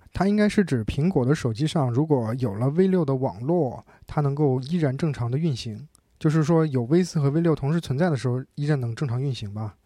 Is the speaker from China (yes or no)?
yes; China; 我们中国人